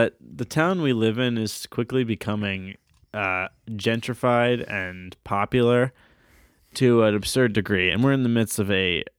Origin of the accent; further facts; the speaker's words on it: Maynardville, Tennessee, United States; I'm meeting people from other countries for the first time in Maynardville, which I hadn't experienced my whole growing up here.